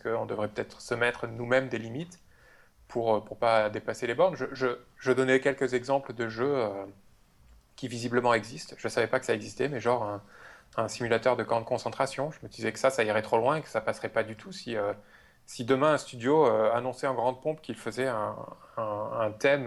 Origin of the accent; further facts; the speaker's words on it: France; accent: French; avec mon super accent français